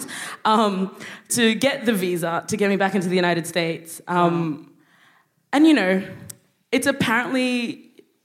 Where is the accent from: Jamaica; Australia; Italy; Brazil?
Australia; Brisbane, Queensland; also born or lived in Sudan; I grew up in Australia.